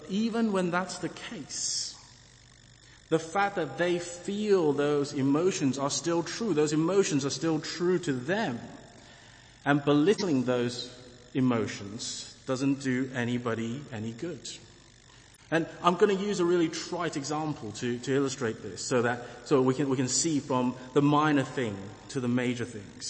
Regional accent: England, United Kingdom; I am English, despite my skin color

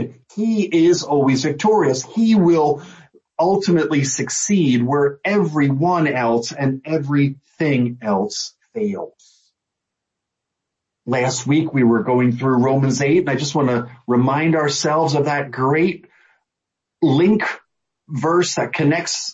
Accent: United States; as an American

